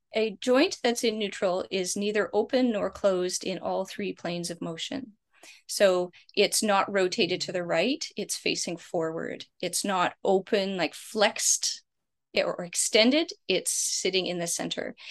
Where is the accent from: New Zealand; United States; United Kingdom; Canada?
Canada; I'm Canadian